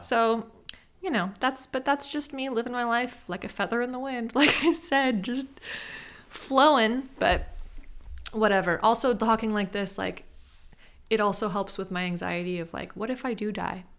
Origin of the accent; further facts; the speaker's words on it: Sacramento, California, United States; I'm from Sacramento